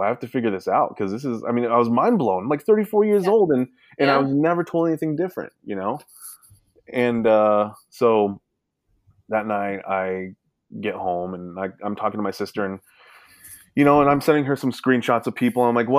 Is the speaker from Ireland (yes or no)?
no; Sacramento, California, United States; born there; I'm from I was born in Sacramento, right. California.